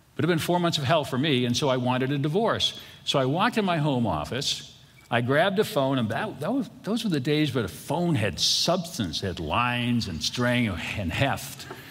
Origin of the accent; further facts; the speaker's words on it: Boston, Massachusetts, United States; I grew up in Boston, and I grew up Catholic in Boston